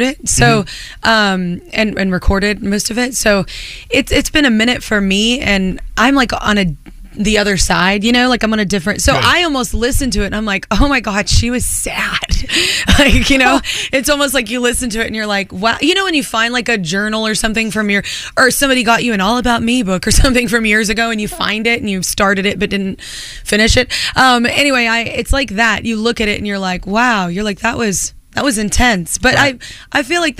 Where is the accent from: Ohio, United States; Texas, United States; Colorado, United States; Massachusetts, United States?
Texas, United States; Burleson; moved away as an adult; also born or lived in Fort Worth, Texas; now in New York City, United States; I'm from Burleson and Fort Worth